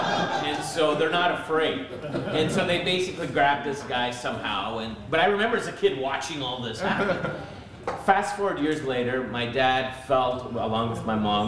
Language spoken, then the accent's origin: English; Montreal, Quebec, Canada; also born or lived in Vancouver / Greater Toronto Area; And so I was born in Montreal, so I've lived in three different cities in our nation, Montreal, Vancouver, and the GTA.